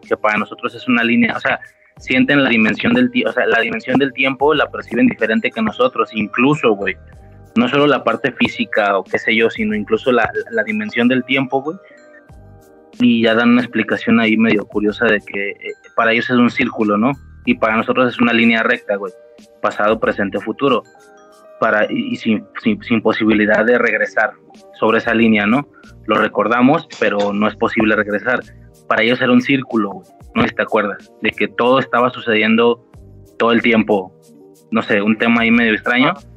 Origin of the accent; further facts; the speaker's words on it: Guadalajara, Jalisco, Mexico; Vivo en Guadalajara, ahorita no, estoy, estoy como que a las afueras, pero bueno, crecí de mi vida en Guadalajara